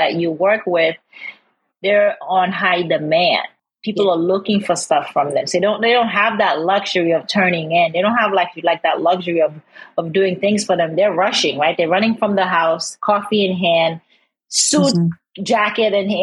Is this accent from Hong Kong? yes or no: no; Haiti; I'm from Haiti